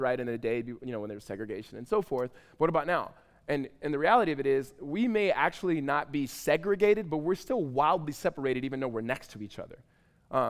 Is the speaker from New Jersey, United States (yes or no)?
no; Southern California, United States; now in Tempe, United States; I'm from Southern California